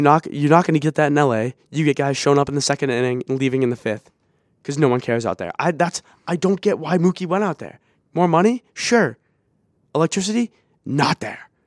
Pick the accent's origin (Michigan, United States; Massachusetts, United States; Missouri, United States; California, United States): Massachusetts, United States; Boston; we're from Boston